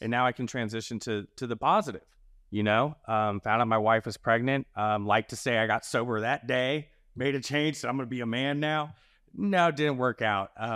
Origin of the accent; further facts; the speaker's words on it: the South, United States; moved away; I'm from the South primarily